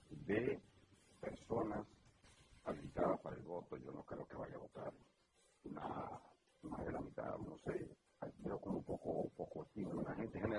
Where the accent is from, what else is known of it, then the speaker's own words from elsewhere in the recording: Dominican Republic; Si aquí nosotros en países como República Dominicana a veces nos quejamos de que no hay justicia